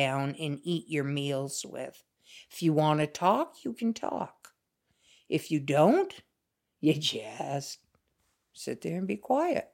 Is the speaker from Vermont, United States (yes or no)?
yes; Vermont, United States; the way we grew up here in Vermont